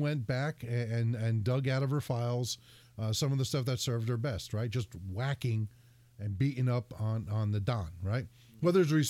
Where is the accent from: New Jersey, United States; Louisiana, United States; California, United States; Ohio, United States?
New Jersey, United States; now in Connecticut, United States; I'm from Jersey